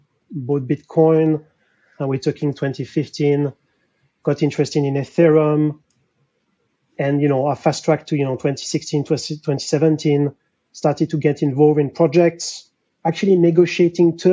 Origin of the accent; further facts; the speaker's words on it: France; accent: French; English is a second language; moved away as an adult; now in London, United Kingdom; So I'm French, difficult to hide my accent